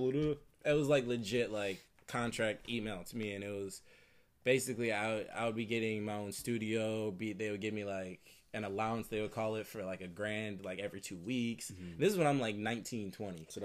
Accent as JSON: {"language": "English", "area": "45 minutes from Detroit", "region": "Michigan", "country": "United States", "tie": "born or raised there", "moved": "yes", "lives_now": "California, United States", "said": "to be more specific, like 45 minutes from from Detroit."}